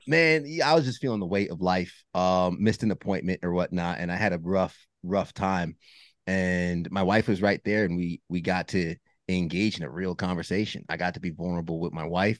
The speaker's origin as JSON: {"language": "English", "region": "New York", "country": "United States", "tie": "born or raised there", "said": "I grew up in New York, uh, Northeast"}